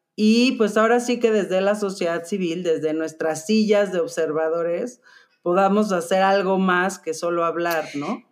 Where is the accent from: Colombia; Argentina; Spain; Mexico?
Mexico; nosotros como mexicanos